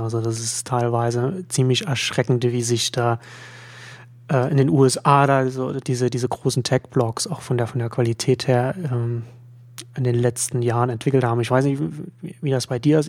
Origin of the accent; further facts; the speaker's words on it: Germany; als Deutscher